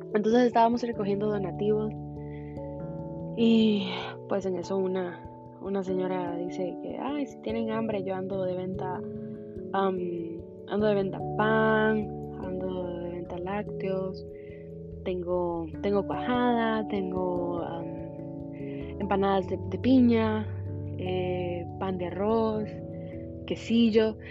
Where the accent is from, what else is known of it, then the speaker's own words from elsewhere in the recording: Honduras; moved away as an adult; now in Houston, United States; soy orgullosamente hondureña, catracha de corazón